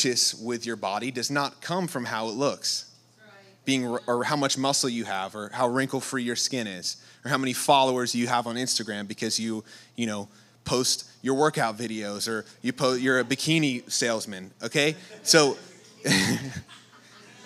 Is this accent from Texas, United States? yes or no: no; New York, United States; moved away; I'm from New York